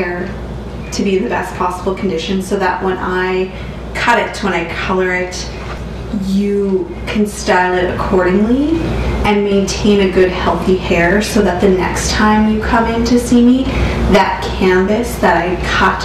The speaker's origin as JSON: {"language": "English", "town": "Moose Jaw", "region": "Saskatchewan", "country": "Canada", "lives_now": "Regina, Canada", "said": "we are both from Moose Jaw."}